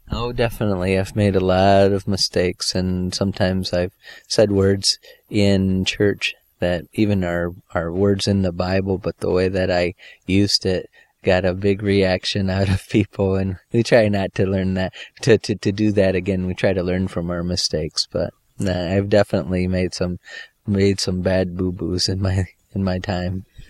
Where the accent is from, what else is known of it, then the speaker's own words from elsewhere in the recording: Michigan, United States; moved away as an adult; now in Costa Rica; I was born and raised in Michigan